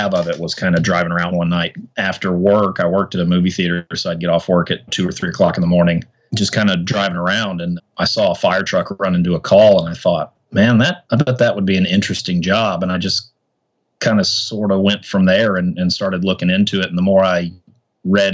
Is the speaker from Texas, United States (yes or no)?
yes; Arlington, Texas, United States; also born or lived in Tennessee / Dallas; I was born in Tennessee, lived there till I was 10. We moved to Arlington, Texas after that. I've been there ever since